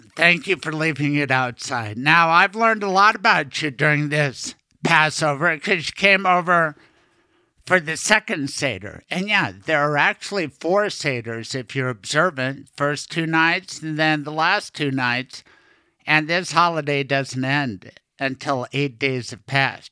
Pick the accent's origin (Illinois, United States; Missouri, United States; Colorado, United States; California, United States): Colorado, United States; I was born in Colorado